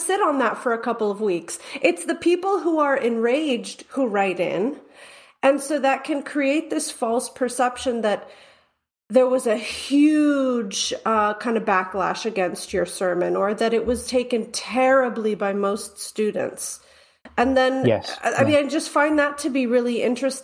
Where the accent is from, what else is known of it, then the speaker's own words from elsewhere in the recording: United States; as an American